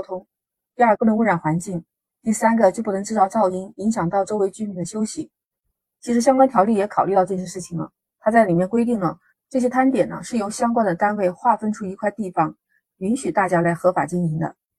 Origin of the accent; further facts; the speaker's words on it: Shenzhen, Guangdong, China; 我们深圳人